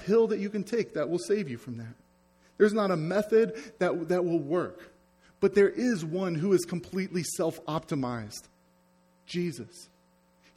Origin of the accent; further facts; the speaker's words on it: United States; I'm American